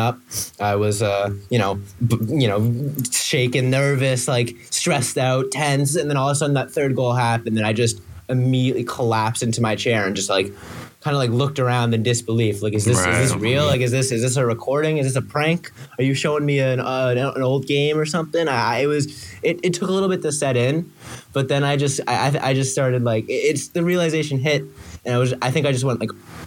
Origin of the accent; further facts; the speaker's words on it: Boston, Massachusetts, United States; moved away as an adult; now in Maryland, United States; I'm from Boston